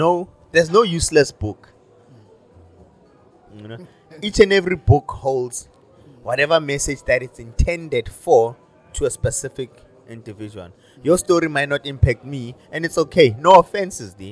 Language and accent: English; Johannesburg, Gauteng, South Africa; I'm from Joburg